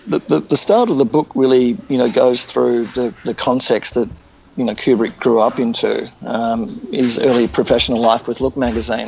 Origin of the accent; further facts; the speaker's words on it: New York, United States; growing up in New York, there were just endless stories, particularly pictorial feature articles about the atomic age and what a nuclear war would mean for the US.